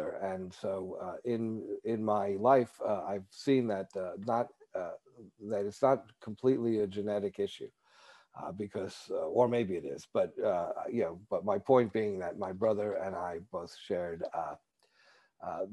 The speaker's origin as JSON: {"language": "English", "region": "New York", "country": "United States", "tie": "born or raised there", "said": "I grew up in New York, which, people are not shy about telling you what they think."}